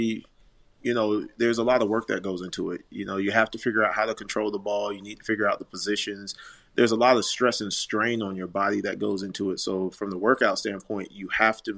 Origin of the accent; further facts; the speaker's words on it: Orlando, Florida, United States; also born or lived in Tallahassee; we're in Tallahassee, and I'm from Orlando